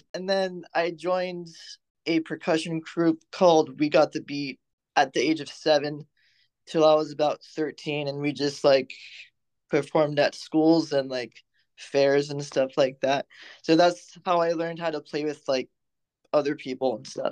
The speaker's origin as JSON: {"language": "English", "town": "Fresno", "region": "California", "country": "United States", "tie": "born or raised there", "said": "I'm from Fresno and there's not much to do in the valley"}